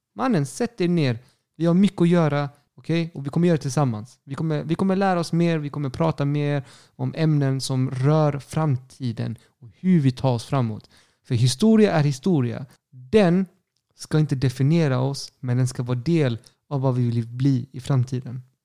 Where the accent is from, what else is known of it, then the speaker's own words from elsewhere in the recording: Sweden; also born or lived in Chile; jag är svensk